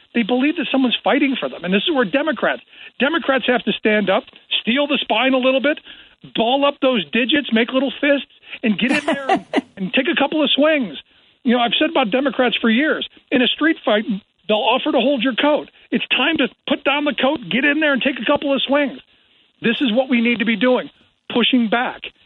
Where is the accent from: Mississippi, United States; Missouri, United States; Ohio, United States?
Ohio, United States; Cleveland; I grew up in Cleveland, which was basically the home of both of those things